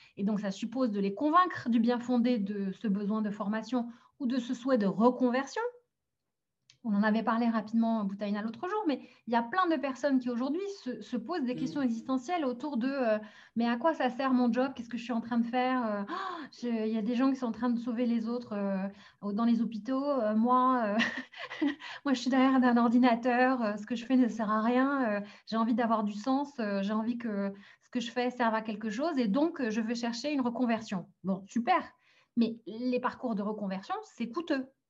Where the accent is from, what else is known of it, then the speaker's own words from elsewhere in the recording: France; also born or lived in Algeria; je suis née en Algérie, mais j'ai grandi et j'ai grandi en France